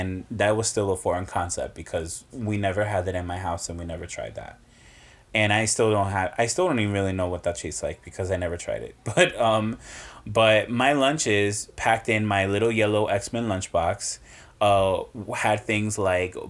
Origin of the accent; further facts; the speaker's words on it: Hudson County, New Jersey, United States; I was born and raised in Hudson County, New Jersey